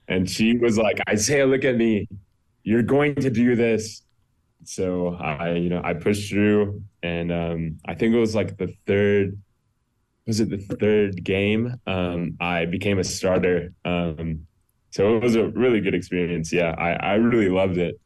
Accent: Greenville, South Carolina, United States; also born or lived in Akron, Ohio; I was born in Akron, Ohio. I grew up in Greenville, South Carolina, um, when I was two. Um, and I grew up there.

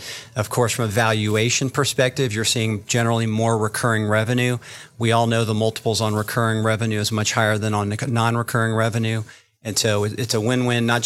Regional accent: Florida, United States; I am from Florida

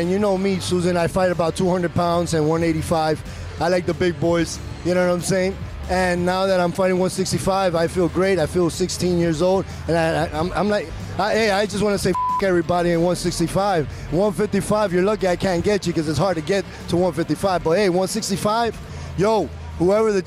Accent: Hialeah, Florida, United States; I'm from Hialeah

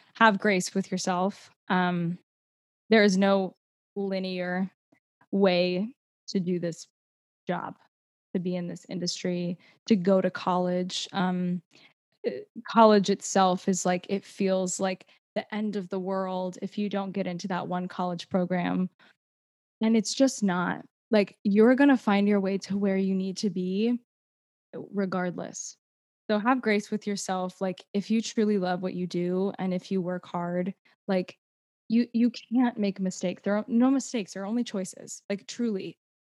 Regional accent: United States; accent: American; I spoke in my normal American accent

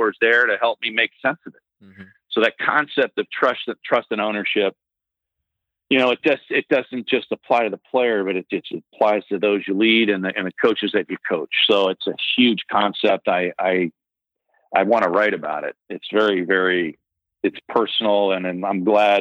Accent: Northeast, United States; I grew up in the Northeast

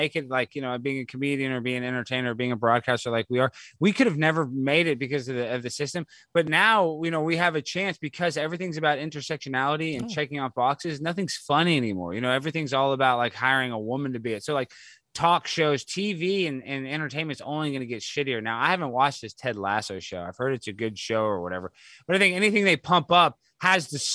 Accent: Dallas, Texas, United States; I grew up in Dallas, it's all Hispanic

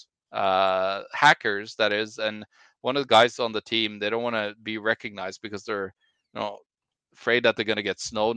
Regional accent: Norway; I'm from Norway

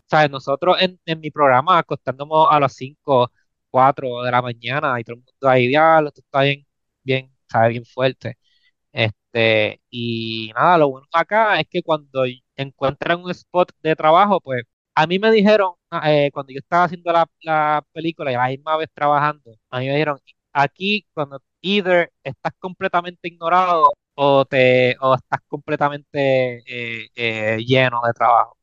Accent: Puerto Rico; moved away as an adult; now in Los Angeles, United States; yo soy puertorriqueño

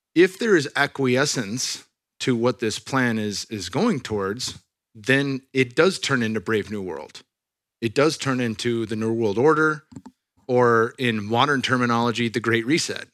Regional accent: Silicon Valley, California, United States; I'm from the Silicon Valley, born and raised.

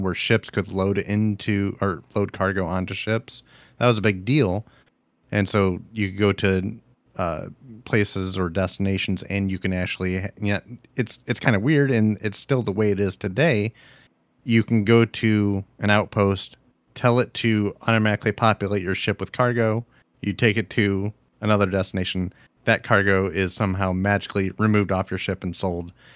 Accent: Ohio, United States; I'm from Ohio

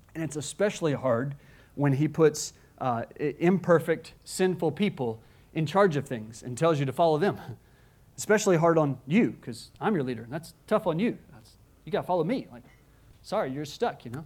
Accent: United States; as an American

